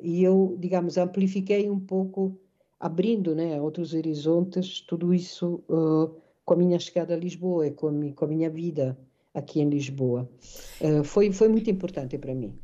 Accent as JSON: {"language": "Portuguese", "town": "Naples", "region": "Campania", "country": "Italy", "second_language": "Portuguese", "moved": "as an adult", "lives_now": "Portugal", "said": "Então eu faço questão de reivindicar a minha napolitanidade"}